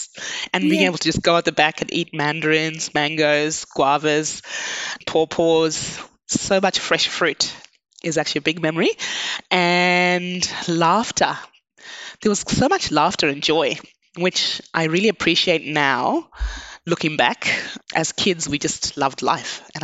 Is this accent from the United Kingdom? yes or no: no; Zimbabwe; moved away as an adult; now in Australia; I was born in Zimbabwe.